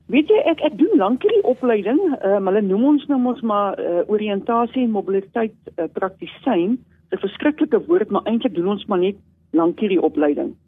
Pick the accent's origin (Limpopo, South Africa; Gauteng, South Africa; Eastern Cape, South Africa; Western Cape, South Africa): Eastern Cape, South Africa; ek is so in, ehm, in baie lank terug gebore, ja, 1963 aan die Ooskaap